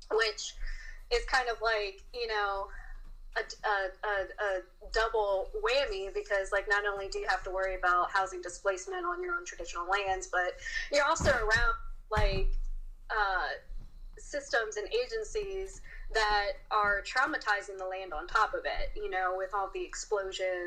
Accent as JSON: {"language": "English", "region": "Maryland", "country": "United States", "tie": "born or raised there", "moved": "as an adult", "lives_now": "Virginia, United States", "said": "I grew up in Maryland"}